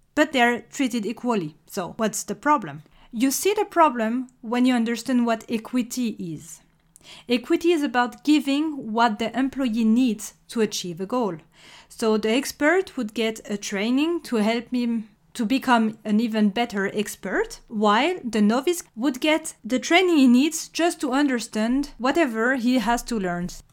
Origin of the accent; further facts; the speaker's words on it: France; accent: French; English is a second language; If you recognized my accent, you may have guessed that I'm French